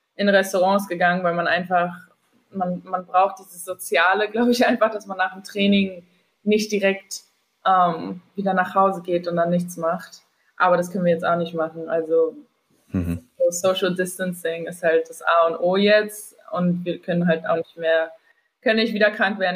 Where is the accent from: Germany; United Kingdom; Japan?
Germany; accent: German; moved away; also born or lived in Manhattan, New York, United States; als Deutsche in San Diego